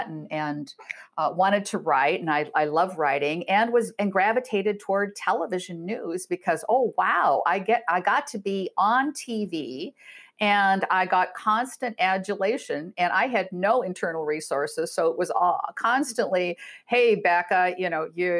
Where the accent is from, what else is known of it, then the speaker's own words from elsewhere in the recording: Iowa, United States; moved away; also born or lived in Chicago; I'm from Iowa, a good Iowa girl